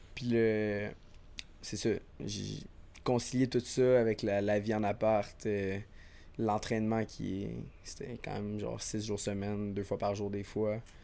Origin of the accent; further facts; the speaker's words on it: Sherbrooke, Quebec, Canada; moved away as an adult; now in Montreal, Canada; je suis parti euh, de Sherbrooke il y a genre 7 ans déjà maintenant.